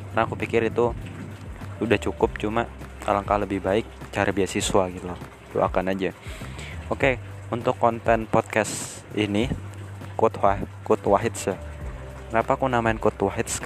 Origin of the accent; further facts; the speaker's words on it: Depok, West Java, Indonesia; now in Yogyakarta, Indonesia; aku asli Depok separuh hidupku itu di Depok sana cuma sekarang aku lagi di Jogja sejak tahun 2010